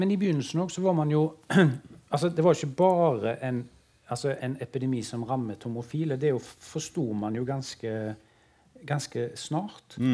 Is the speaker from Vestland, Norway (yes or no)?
no; Karmøy, Rogaland, Norway; For det fantes jo veldig lite informasjon på Karmøyene der jeg vokste opp.